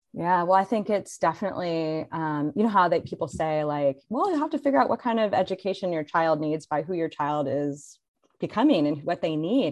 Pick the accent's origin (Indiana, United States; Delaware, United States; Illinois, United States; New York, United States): Indiana, United States; moved away as an adult; also born or lived in San Francisco, California; my hometown